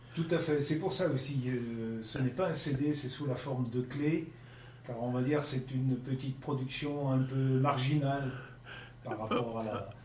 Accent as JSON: {"language": "French", "area": "Monts du Lyonnais", "region": "Auvergne-Rhône-Alpes", "country": "France", "said": "je suis originaire des monts du Lyonnais. Enfin, j'habite les, les, monts du Lyonnais."}